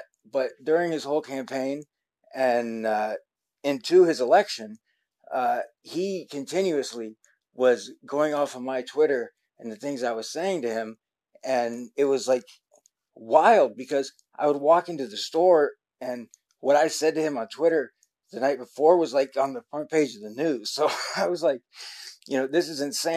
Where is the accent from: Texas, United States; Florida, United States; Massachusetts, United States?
Florida, United States; South; I was born and raised in South Florida